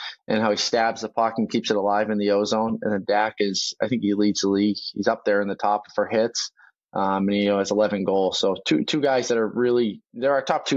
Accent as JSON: {"language": "English", "town": "Boston", "region": "Massachusetts", "country": "United States", "tie": "born or raised there", "moved": "yes", "lives_now": "Vancouver, Canada", "said": "I grew up in Boston"}